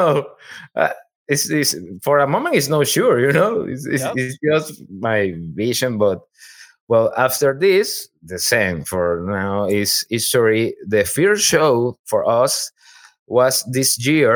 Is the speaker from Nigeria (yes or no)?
no; Chile; English is a second language; moved away as an adult; now in Houston, United States; I am from Chile.